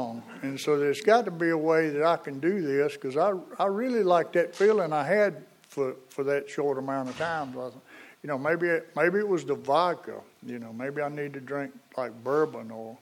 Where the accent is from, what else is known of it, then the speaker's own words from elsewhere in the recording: Eden, North Carolina, United States; I'm from Eden